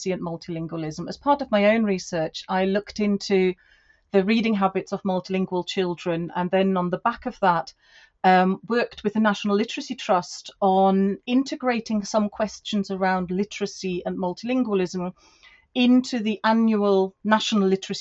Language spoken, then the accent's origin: English; Germany; moved away as an adult; now in United Kingdom; I am now British and I have two passports, but I was born in Germany, and I came over here to study and work